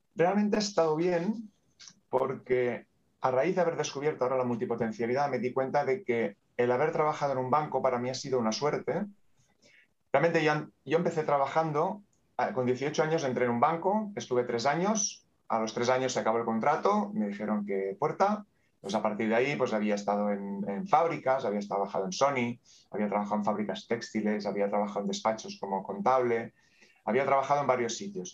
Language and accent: Spanish; Terrassa, Catalonia, Spain; Nací en Tarrasa y aquí está.